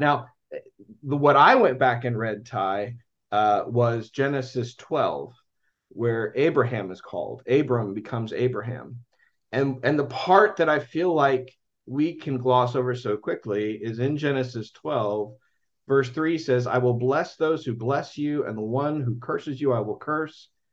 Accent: United States; I'm American

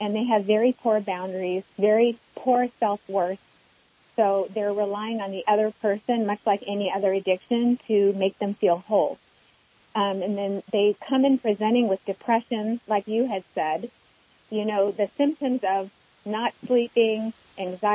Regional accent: Johannesburg, Gauteng, South Africa; moved away; I was born in Johannesburg before apartheid was abolished, so I experienced a lot of war trauma and immigration issues

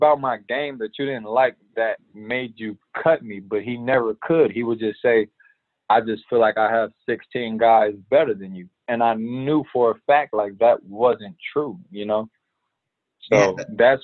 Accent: Chicago, Illinois, United States; growing up in Chicago, I actually played baseball as my primary

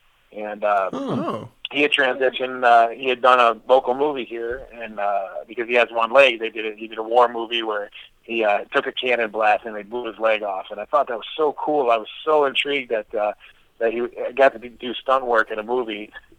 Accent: Detroit, Michigan, United States; I'm from Detroit area

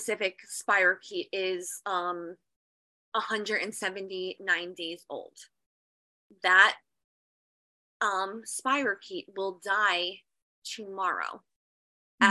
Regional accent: New Jersey, United States; I'm from New Jersey, and I actually go to the Genesis Center in Georgia

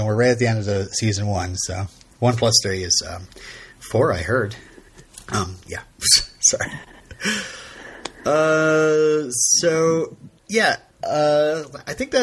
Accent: Vermont, United States; I'm from Vermont

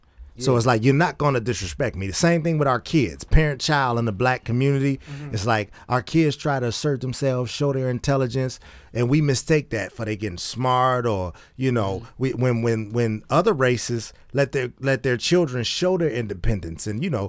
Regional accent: Oak Park, United States; We grew up in Oak Park, around Oak Park. We know what it is.

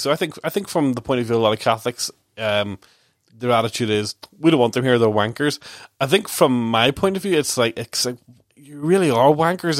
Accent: Ballynahinch, Northern Ireland, United Kingdom; I grew up in Ballinhinch

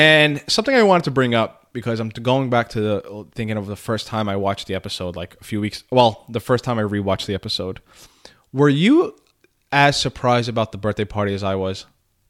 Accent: New York City, New York, United States; The Bronx.

